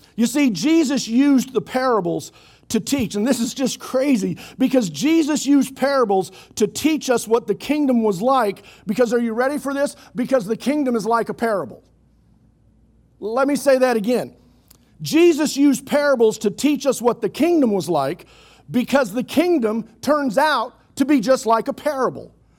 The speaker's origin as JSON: {"language": "English", "town": "Oklahoma City", "region": "Oklahoma", "country": "United States", "tie": "born or raised there", "said": "I grew up in Oklahoma City, otherwise known as West Jerusalem"}